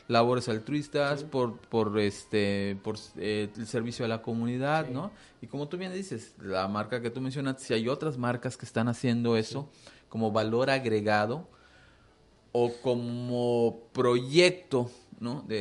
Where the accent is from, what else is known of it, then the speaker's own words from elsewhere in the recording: Mexico; es, derivado a, a la falta que nosotros tenemos como, como mexicanos de, hacer muchas cosas